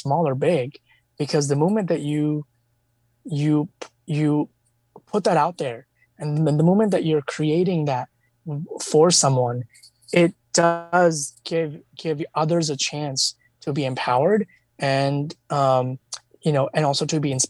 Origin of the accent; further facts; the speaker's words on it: India; I come from India